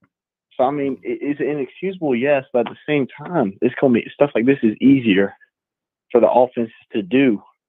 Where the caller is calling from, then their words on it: Kingsland, Georgia, United States; from Kingsland, Georgia.